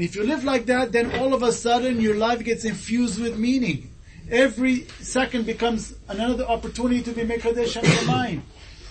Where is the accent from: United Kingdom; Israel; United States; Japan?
Japan; moved away; I came from Japan. I grew up in Japan.